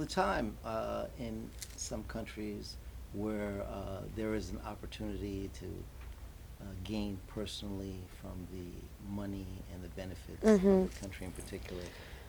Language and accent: English; New York City, New York, United States; I'm from Brooklyn.